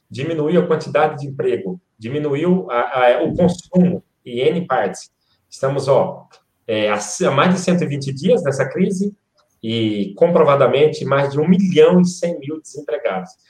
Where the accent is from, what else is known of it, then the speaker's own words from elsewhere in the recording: Quixeramobim, Ceará, Brazil; now in Sorocaba, Brazil; Hoje eu resido na cidade de Sorocaba, em São Paulo, mas é, sou natural de Quixeramobim, no Ceará. É, vim em 89 para o estado de São Paulo.